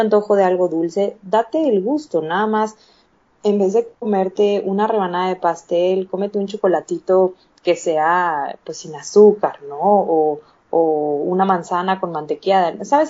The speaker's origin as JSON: {"language": "Spanish", "region": "Chiapas", "country": "Mexico", "also_born_or_lived": "Canada", "moved": "yes", "lives_now": "Mexico City, Mexico", "said": "Soy mexicana, vivo en Ciudad de México, pero soy de, de, Chiapas"}